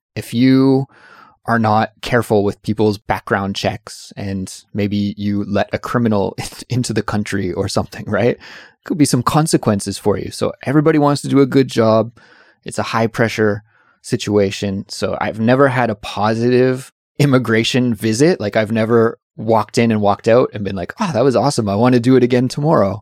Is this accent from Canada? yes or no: yes; Canada; moved away as an adult; now in South Korea; I'm from Canada